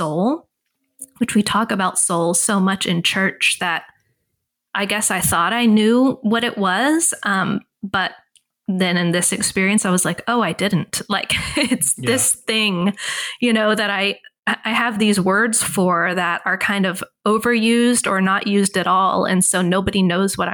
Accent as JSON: {"language": "English", "region": "Texas", "country": "United States", "tie": "born or raised there", "said": "I grew up in Texas"}